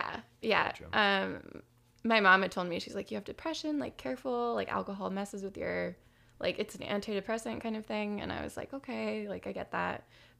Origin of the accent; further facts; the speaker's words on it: San Jose, California, United States; I grew up in San Jose, so I was like, this is way too close to home, but...